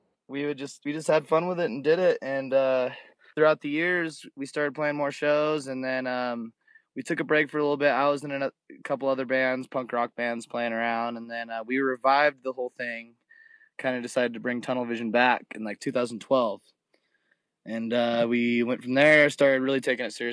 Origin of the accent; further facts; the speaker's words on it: San Clemente, California, United States; We're from San Clemente, California, which is right in between L.A. and San Diego, a little small beach town.